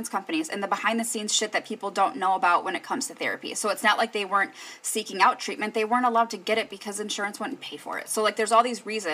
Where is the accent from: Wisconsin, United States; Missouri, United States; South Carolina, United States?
Wisconsin, United States; Kenosha; in Kenosha, that was hard for me to fathom because this is my home. My whole life has been here. My damn near 37 years of life has been here.